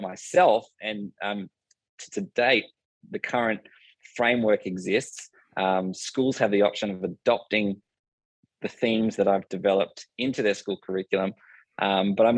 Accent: Cronulla, New South Wales, Australia; I grew up in Cronulla, which is a southern town of Sydney, on the shores

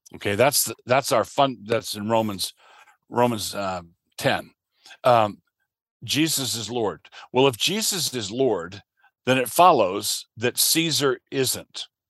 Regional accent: United States; I am a Christian, and I am an American

